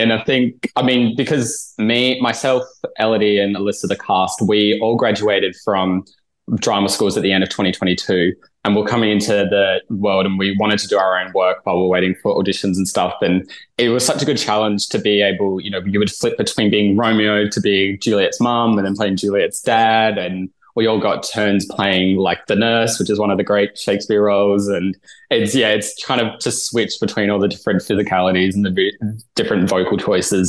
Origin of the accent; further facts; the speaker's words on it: Adelaide, South Australia, Australia; moved away; I'm from Adelaide originally